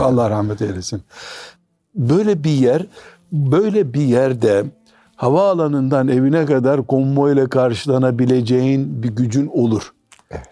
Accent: Trabzon, Turkey; Trabzonluyum demiştim.

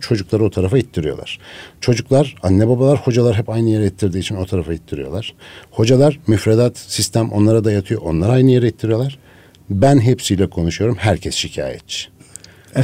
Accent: Ankara, Turkey; moved away as an adult; also born or lived in Şavşat / Ermenek; now in Istanbul, Turkey; Ankaralıyım hep doğma büyüme aslında.

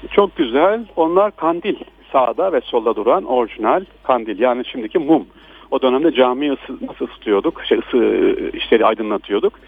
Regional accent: Aksaray, Aksaray Province, Turkey; ben de Aksaraylıyım.

